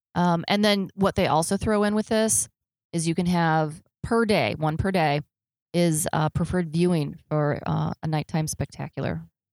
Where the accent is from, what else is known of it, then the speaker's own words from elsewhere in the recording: Chicago, Illinois, United States; I grew up in Chicago, and north of Chicago is a little town called Gurnee, Illinois